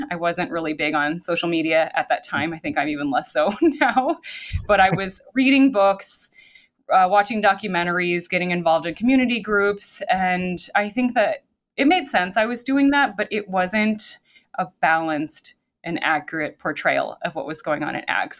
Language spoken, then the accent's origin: English; Champaign, Illinois, United States; moved away as an adult; now in Wisconsin, United States; I grew up in Champaign, Urbana, Illinois